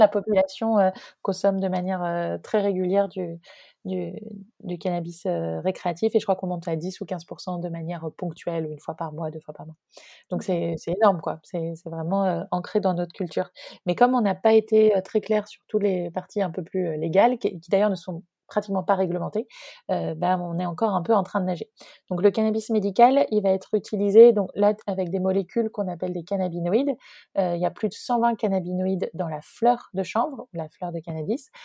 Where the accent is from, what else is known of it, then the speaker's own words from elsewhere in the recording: near Rennes, Brittany, France; also born or lived in Nantes; j'ai grandi en Bretagne, j'ai grandi à côté de Rennes, où je suis actuellement.